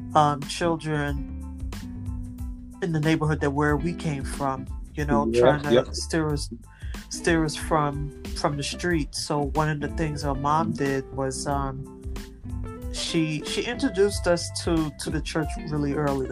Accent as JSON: {"language": "English", "town": "New York City", "region": "New York", "country": "United States", "tie": "born or raised there", "said": "I'm from Brooklyn, New York, born and bred."}